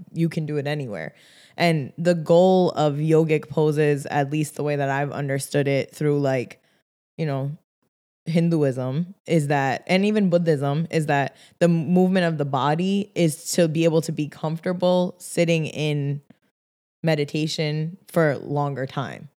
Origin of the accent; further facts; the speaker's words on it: Rhode Island, United States; a kid growing up in Rhode Island